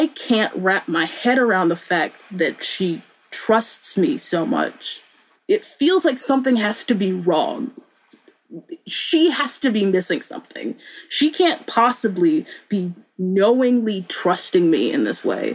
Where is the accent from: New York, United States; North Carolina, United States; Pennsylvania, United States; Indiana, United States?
North Carolina, United States; Boone; born or raised there